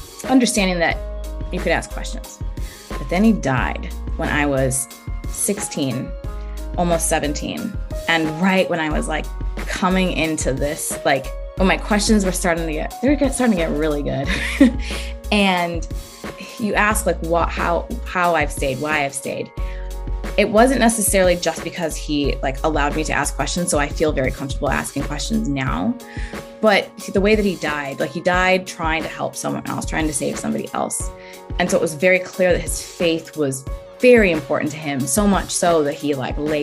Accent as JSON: {"language": "English", "country": "United States", "tie": "born or raised there", "said": "I'm half Kenyan, half German American, and I grew up in a very white part of the country, in a very white suburb"}